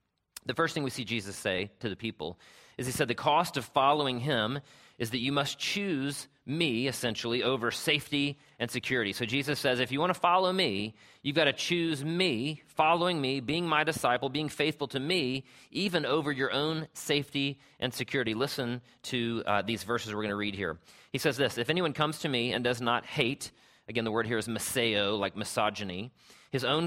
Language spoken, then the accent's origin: English; Travelers Rest, South Carolina, United States; growing up in Travelers Rest, South Carolina, where I'm from.